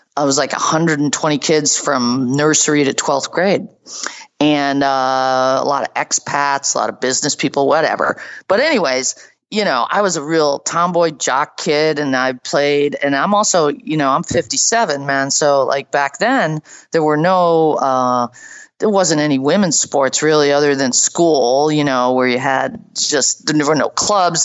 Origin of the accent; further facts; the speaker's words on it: suburban Boston, Massachusetts, United States; I grew up in, you know, suburban Boston